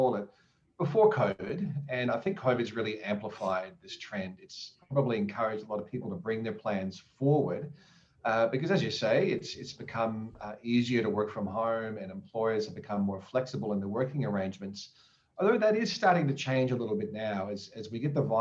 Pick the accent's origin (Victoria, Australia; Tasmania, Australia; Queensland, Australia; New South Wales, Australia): Queensland, Australia; as a Queenslander